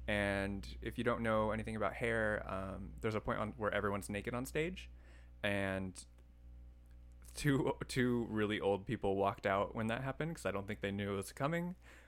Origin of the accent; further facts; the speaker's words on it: Garden Grove, California, United States; I'm from Garden Grove